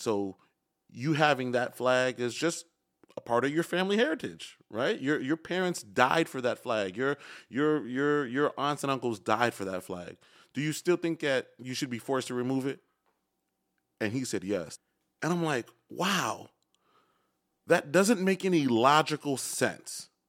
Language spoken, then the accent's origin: English; Chicago, Illinois, United States; moved away; born and raised in Chicago